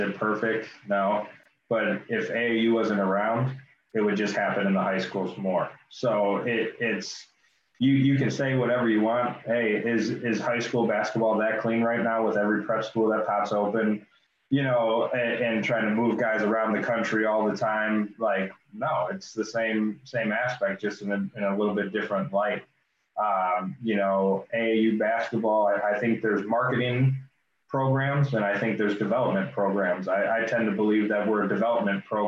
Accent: Chicago suburbs, Illinois, United States; moved away as an adult; also born or lived in Iowa; now in Peoria, United States; I live in Peoria now. I'm originally from the Chicago suburbs, and then went to school in Iowa and then moved down here after college.

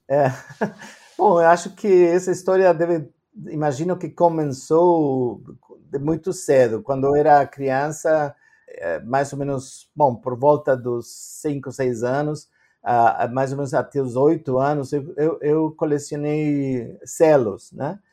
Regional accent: Argentina; Portuguese is a second language; moved away as an adult; also born or lived in Canada; now in Brazil; eu nasci na Argentina, uh, mas hoje em dia eu tenho três passaportes e nenhum deles é brasileiro

